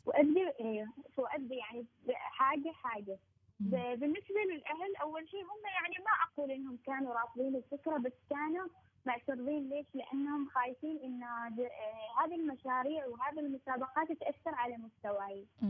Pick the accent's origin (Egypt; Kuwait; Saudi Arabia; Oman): Oman; بلدنا عمان